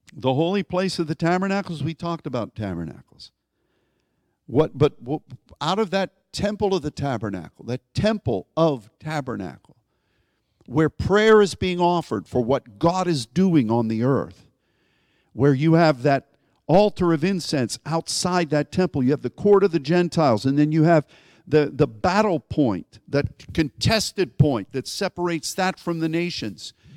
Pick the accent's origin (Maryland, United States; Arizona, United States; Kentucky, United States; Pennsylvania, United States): Pennsylvania, United States; Pittsburgh; where I grew up in Pittsburgh